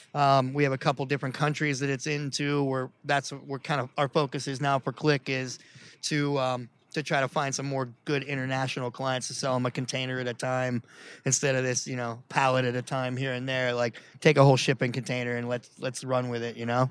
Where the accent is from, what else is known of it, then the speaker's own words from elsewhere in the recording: Pittsburgh, Pennsylvania, United States; My goal is not to leave Pittsburgh because, uh, you know, it's, it's my, it's my hometown